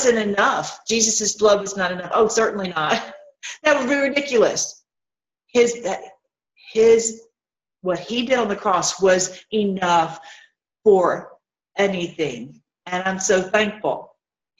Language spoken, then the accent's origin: English; Tennessee, United States; where I grew up in Tennessee